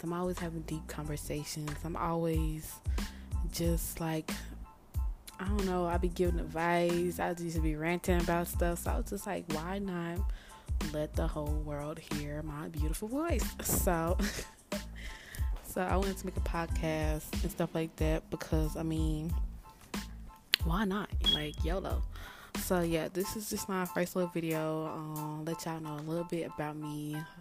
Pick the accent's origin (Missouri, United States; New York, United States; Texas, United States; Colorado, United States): Texas, United States; Dallas; I'm from Dallas, Texas.